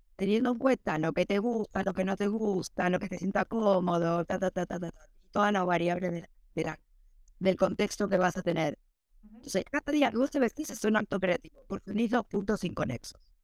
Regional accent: Argentina; moved away; en Argentina, que soy de Argentina

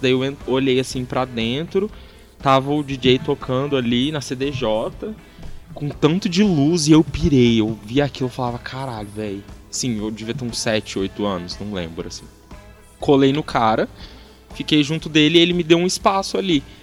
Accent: Franca, São Paulo, Brazil; also born or lived in Uberlândia; Eu sou nascido em Uberlândia, mas só nascido. Eu fui só para nascer mesmo, e aí eu já vim pra Franca com, sei lá, algumas semanas de, de idade. E aí eu tô aqui desde então.

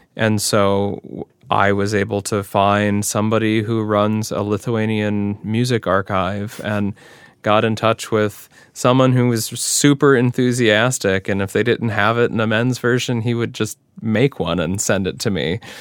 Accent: Cleveland, Ohio, United States; now in Upper Midwest, United States; I grew up near Cleveland

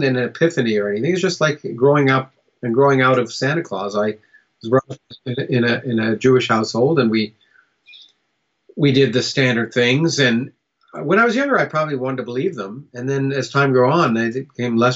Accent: Canada; also born or lived in United States; I was born in the United States, but I grew up in Canada.

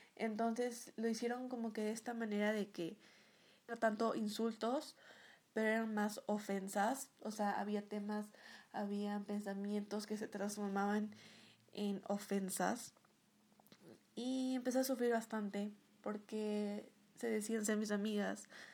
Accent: Ecuador; Soy una youtuber de Ecuador.

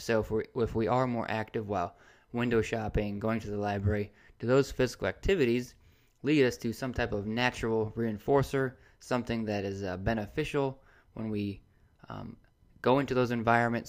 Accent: Indiana, United States; now in Gainesville, United States; I'm originally from Indiana

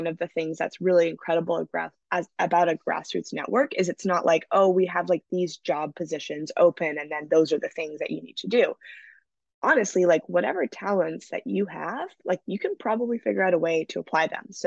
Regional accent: Vancouver, British Columbia, Canada; moved away as an adult; now in California, United States; my hometown of Vancouver

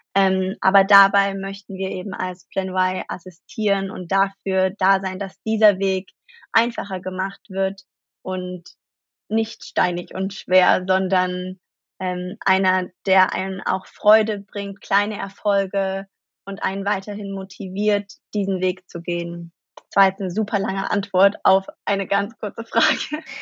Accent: Germany; moved away as an adult; now in New York, United States; geboren in Deutschland

